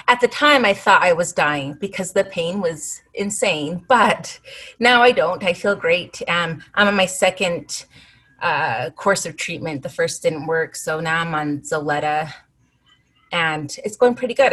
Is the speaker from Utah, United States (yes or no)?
yes; Salt Lake City, Utah, United States; also born or lived in Arizona / Chicago; I was born and raised here in Salt Lake, but I lived in Arizona for about 10 years and one year in Chicago.